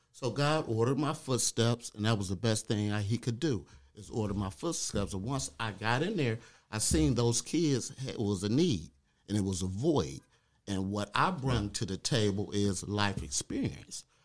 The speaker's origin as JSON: {"language": "English", "town": "Detroit", "region": "Michigan", "country": "United States", "said": "I'm from Detroit"}